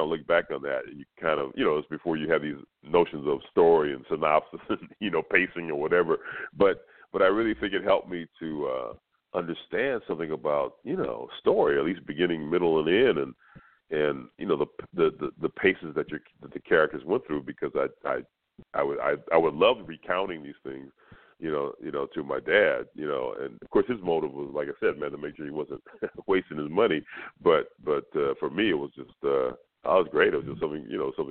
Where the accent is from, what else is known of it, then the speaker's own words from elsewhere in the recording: Los Angeles, California, United States; where I grew up in South Central